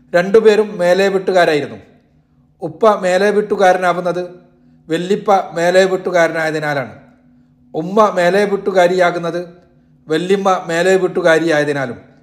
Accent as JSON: {"language": "Malayalam", "town": "Parappanangadi", "region": "Kerala", "country": "India", "tie": "born or raised there", "also_born_or_lived": "Theyyalingal, Nannambra, Tirur taluk", "said": "തിരൂർ താലൂക്കിലായിരുന്ന നന്നമ്പ്ര പഞ്ചായത്തിലെ തെയ്യാലിങ്ങലാണ് ഞാൻ ജനിച്ചതെങ്കിലും വളർന്നതും പഠിച്ചതുമെല്ലാം പരപ്പനങ്ങാടിയിലാണ്"}